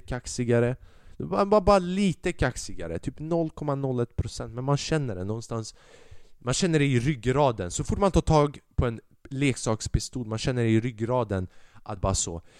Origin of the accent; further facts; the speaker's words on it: Sweden; Sverige. Landet jag är ifrån.